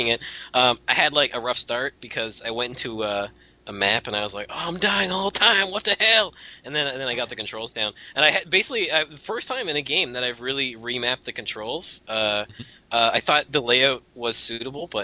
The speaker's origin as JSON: {"language": "English", "country": "Canada", "said": "I'm Canadian"}